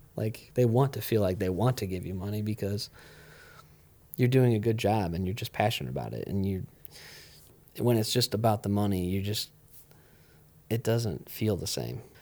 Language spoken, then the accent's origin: English; Ohio, United States; I grew up here